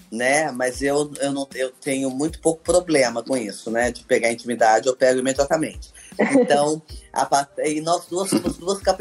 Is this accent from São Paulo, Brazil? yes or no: yes; Campinas, São Paulo, Brazil; Eu tive que voltar {S3} ao meu sotaque de Campinas, né? Porque eu sou, sou campineira.